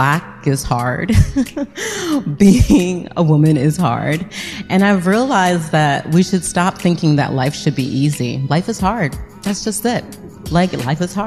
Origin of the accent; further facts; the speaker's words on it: outside of Syracuse, upstate New York, United States; now in Washington, D.C., United States; I grew up in upstate New York, outside of Syracuse, in a middle class family